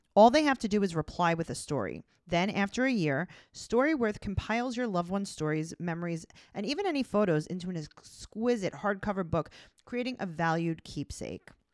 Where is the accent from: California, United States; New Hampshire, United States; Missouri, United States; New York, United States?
New York, United States; New York City; We're from Queens. We don't leave